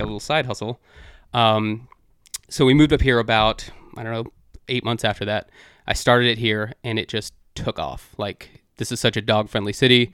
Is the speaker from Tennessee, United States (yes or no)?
no; Dallas, Texas, United States; now in Washington, D.C., United States; I'm from Dallas originally